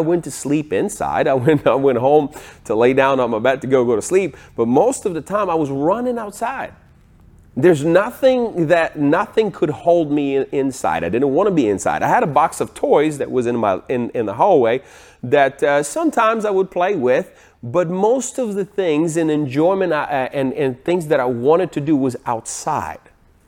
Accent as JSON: {"language": "English", "country": "Ukraine", "tie": "born or raised there", "said": "Now, I was born in 1982 in Ukraine. I lived on the farm."}